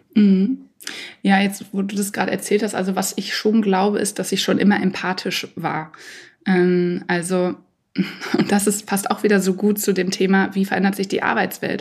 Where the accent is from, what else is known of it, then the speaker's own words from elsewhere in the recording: Dortmund, North Rhine-Westphalia, Germany; in meiner Heimat in Dortmund